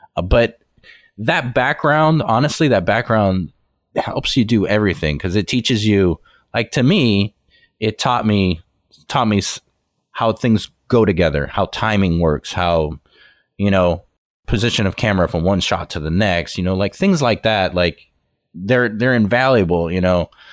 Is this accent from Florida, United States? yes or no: yes; Miami, Florida, United States; I'm originally from Miami